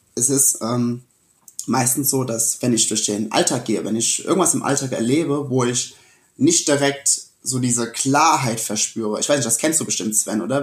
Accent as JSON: {"language": "German", "town": "Sessenhausen", "region": "Rhineland-Palatinate", "country": "Germany", "tie": "born or raised there", "also_born_or_lived": "Rüdesheim / Wiesbaden", "said": "mit sieben bin ich dann äh, wegen meinen Eltern oder durch meine Eltern hier nach Sessenhausen gezogen"}